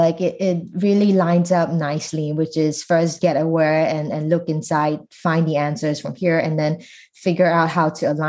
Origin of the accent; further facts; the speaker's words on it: Singapore; moved away as an adult; now in United States; it also made me think about how much I knew about my home country in Singapore.